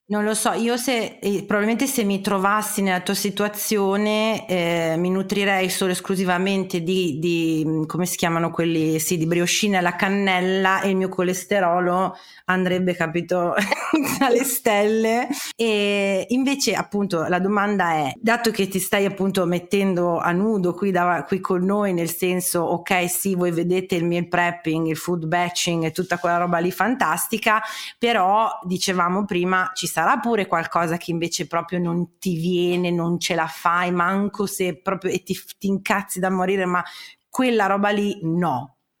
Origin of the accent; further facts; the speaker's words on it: Parma, Emilia-Romagna, Italy; io sono di Parma